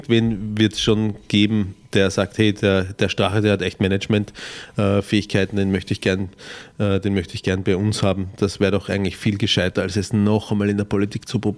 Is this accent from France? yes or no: no; Austria; Bei uns in Österreich